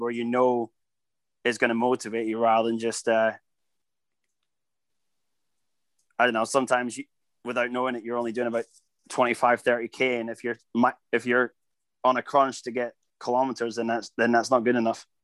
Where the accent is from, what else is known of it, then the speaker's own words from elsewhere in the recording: Scotland, United Kingdom; I'm Scottish